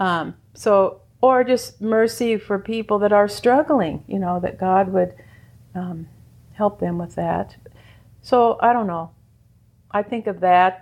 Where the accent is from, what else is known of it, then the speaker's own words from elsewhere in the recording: Indiana, United States; moved away as an adult; also born or lived in Louisiana / Baton Rouge; now in Copper Country, Michigan, United States; From Louisiana, even though we're from Indiana